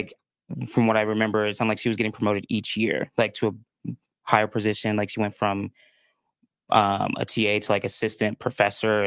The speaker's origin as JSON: {"language": "English", "area": "northwest suburbs of Chicago", "region": "Illinois", "country": "United States", "tie": "born or raised there", "also_born_or_lived": "Minnesota", "moved": "as an adult", "lives_now": "Utah, United States", "said": "I was raised in the northwest suburbs of Chicago, so about an hour out."}